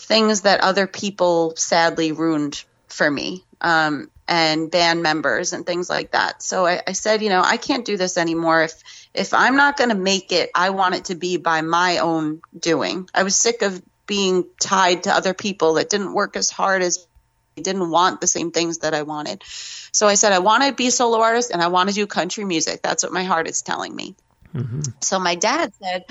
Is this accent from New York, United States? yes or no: yes; New York, United States; Growing up in New York